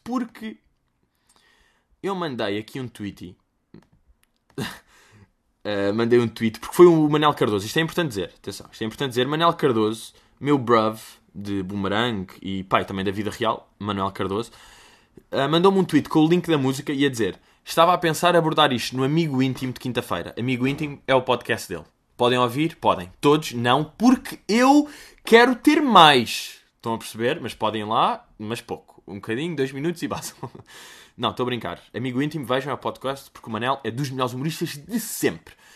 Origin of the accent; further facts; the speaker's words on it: Lisbon, Portugal; also born or lived in United States; eu nasci no Restelo vivo em Lisboa desde os meus zero anos